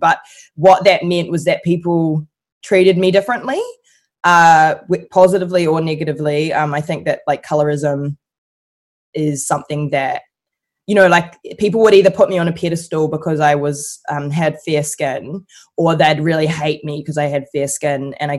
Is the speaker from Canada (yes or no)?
no; New Zealand; growing up in New Zealand where I felt very black a lot of the time.